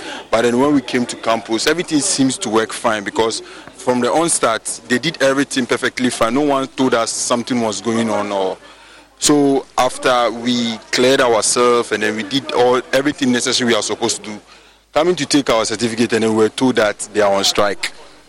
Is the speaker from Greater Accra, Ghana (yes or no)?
yes; Frafraha, Greater Accra, Ghana; I'm from Fafraha, a distant student of UCC.